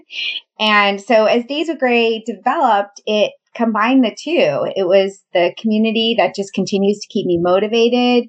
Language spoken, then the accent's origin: English; New York, United States; moved away as an adult; also born or lived in the South (US); I'm originally from New York and I moved to the South shortly after graduating college for my first teaching job